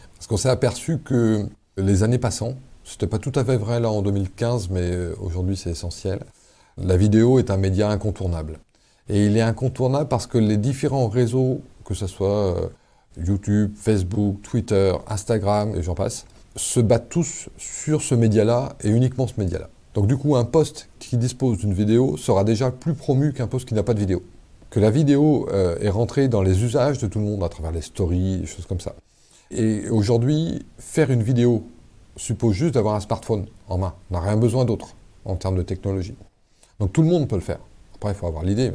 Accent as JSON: {"language": "French", "town": "Paimpol", "region": "Brittany", "country": "France", "tie": "born or raised there", "said": "Moi, je suis né à Paimpol, dans les Côtes d'Armor"}